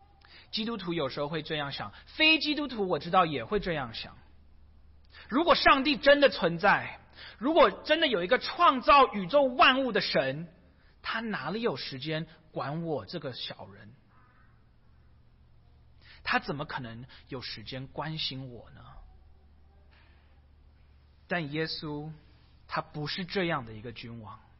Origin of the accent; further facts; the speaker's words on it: China; 逾越节是犹太人一年一次庆祝的，有一点像我们中国人庆祝过年的一样。